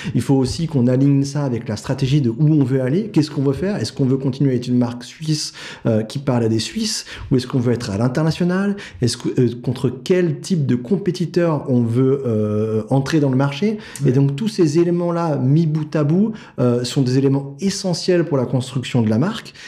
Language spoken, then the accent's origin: French; Paris, Île-de-France, France; je viens de Paris. Euh, j'ai fait toutes mes études à Paris.